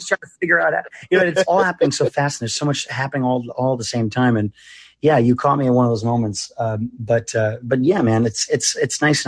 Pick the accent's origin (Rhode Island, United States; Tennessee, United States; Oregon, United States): Rhode Island, United States; Westerly; moved away; I grew up in Westerly, Rhode Island, which is a small little town right on the border of Connecticut and right on the ocean.